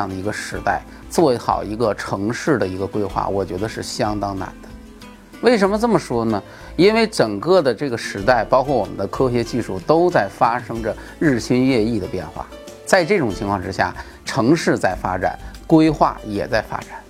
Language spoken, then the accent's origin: Chinese; China; 而且在我们中国